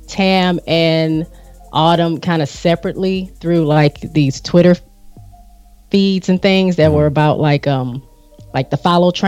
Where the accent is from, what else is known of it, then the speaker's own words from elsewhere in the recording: Michigan, United States; We're both from the Midwest